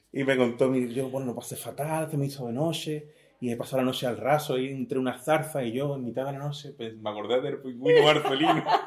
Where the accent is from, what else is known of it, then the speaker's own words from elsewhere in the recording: Algeciras, Andalusia, Spain; also born or lived in Venezuela / La Línea de la Concepción; me crié en el Saladillo, me he vivido toda la vida en, el Saladillo